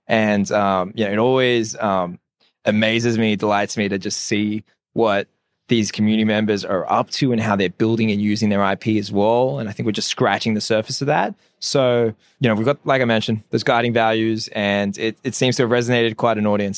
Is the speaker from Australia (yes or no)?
yes; Sydney, New South Wales, Australia; I was born and raised in Sydney. Ethnic background is Assyrian.